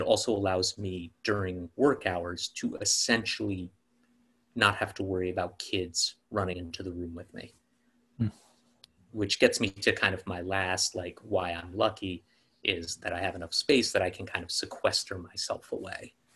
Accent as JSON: {"language": "English", "town": "New York City", "region": "New York", "country": "United States", "tie": "born or raised there", "said": "I was an only child growing up in New York City um, in the 80s and 90s"}